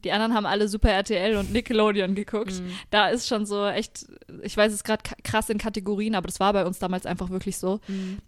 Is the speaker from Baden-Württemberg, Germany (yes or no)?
no; Franconia, Bavaria, Germany; now in Nuremberg, Germany; ich bin zwar in Franken geboren und aufgewachsen, aber ich fühle mich überhaupt nicht als Fränkin